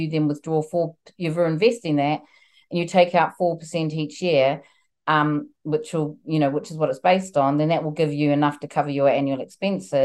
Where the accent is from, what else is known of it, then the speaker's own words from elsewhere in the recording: New Zealand; now in United Kingdom; I'm originally from New Zealand and I'm currently here in the UK, and I've been here a long time